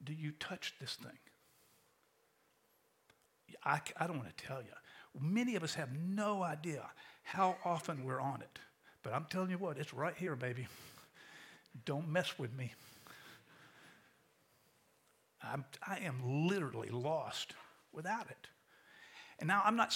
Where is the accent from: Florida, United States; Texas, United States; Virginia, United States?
Florida, United States; St. Augustine; now in Tampa, United States; When I was a kid growing up in St. Augustine